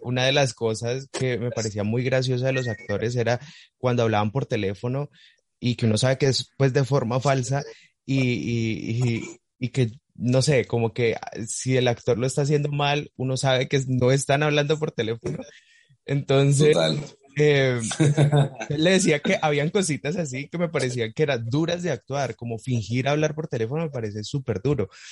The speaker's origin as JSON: {"language": "Spanish", "town": "Cali", "region": "Valle del Cauca", "country": "Colombia", "said": "yo soy de Cali, yo estoy aquí"}